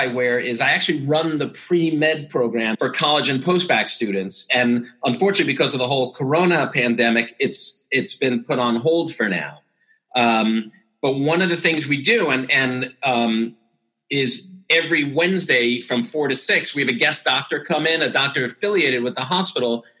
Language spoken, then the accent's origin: English; New York City, New York, United States; I'm from New York in Brooklyn.